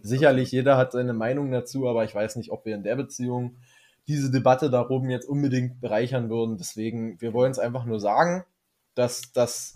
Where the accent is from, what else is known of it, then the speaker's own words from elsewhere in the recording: Germany; weil wir Deutsche sind